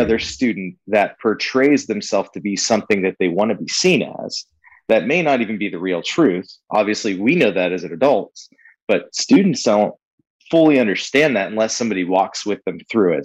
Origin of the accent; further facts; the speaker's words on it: California, United States; moved away as an adult; We're both born and raised in California. We moved out here in 2016